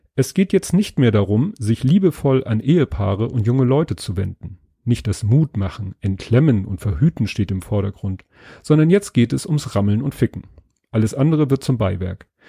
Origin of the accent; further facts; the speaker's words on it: Northern Germany, Germany; als Norddeutscher